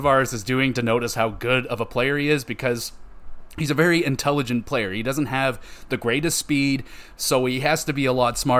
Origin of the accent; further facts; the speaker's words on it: Oshawa, Ontario, Canada; I grew up in Oshawa